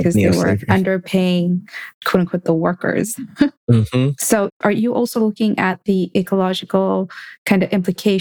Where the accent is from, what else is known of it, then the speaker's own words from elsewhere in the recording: Kenya; growing up in Kenya